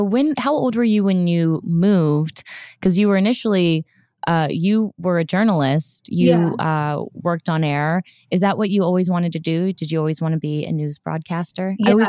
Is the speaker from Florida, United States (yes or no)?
yes; Orlando, Florida, United States; moved away; I grew up in Orlando.